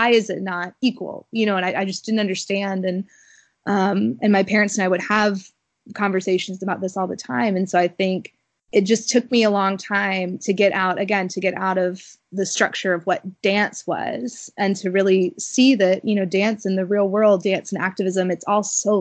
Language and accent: English; Alabama, United States; moved away; also born or lived in Wisconsin; growing up in Alabama